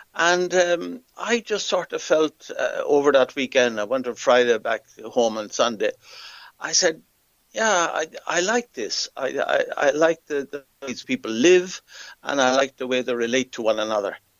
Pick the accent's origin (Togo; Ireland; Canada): Ireland; Athlone, Leinster; moved away as an adult; also born or lived in Africa; I come from Athlone. Um, I was born and reared here